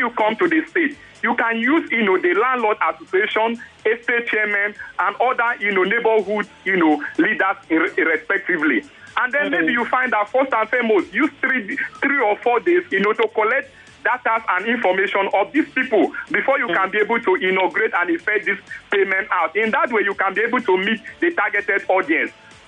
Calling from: Ojota, Lagos, Nigeria; calling from Ojota.

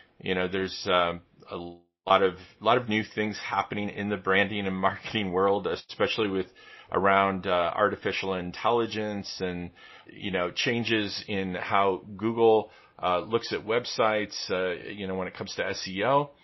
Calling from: Vermilion, Ohio, United States; I'm in northern Ohio. I'm just near Lake Erie here in Vermilion, Ohio, which is about an hour west of Cleveland, Ohio, here in the U.S.

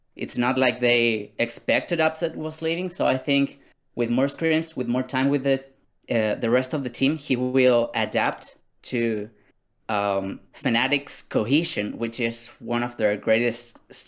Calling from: Chiloé, Los Lagos, Chile; I'm calling from the great island of Chiloé in Chile.

